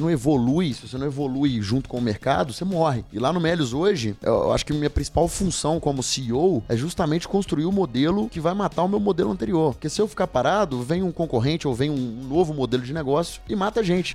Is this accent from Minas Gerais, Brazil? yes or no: yes; Governador Valadares, Minas Gerais, Brazil; lá na minha cidade de Natal, que é Governador Valadares